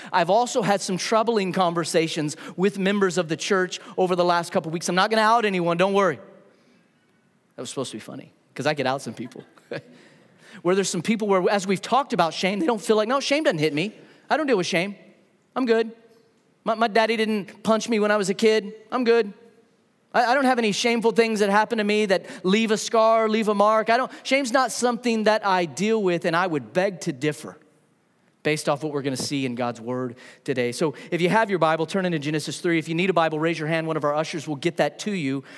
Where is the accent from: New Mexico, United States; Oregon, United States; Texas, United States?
New Mexico, United States; now in Huntsville, United States; I grew up in New Mexico